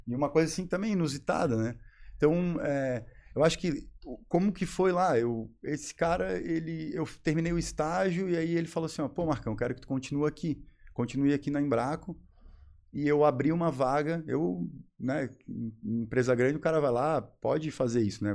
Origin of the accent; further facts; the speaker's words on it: Florianópolis, Santa Catarina, Brazil; moved away as an adult; also born or lived in Joinville; sou manezinho, né? Como a gente costuma dizer, quem nasce aqui